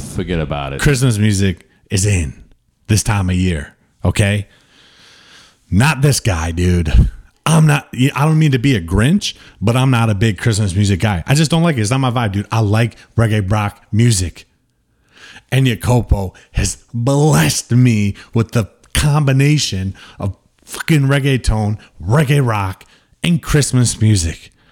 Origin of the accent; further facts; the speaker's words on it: United States; I'm very much American